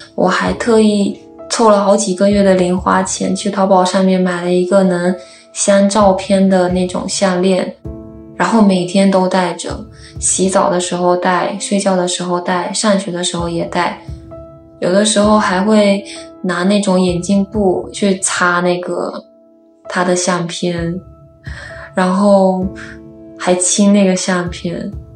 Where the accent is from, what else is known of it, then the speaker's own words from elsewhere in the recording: Fujian, China; 我今年二十三岁了，我来自福建